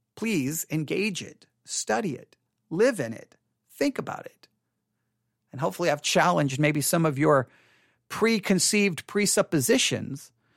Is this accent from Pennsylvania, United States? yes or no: no; West Texas, United States; I come from West Texas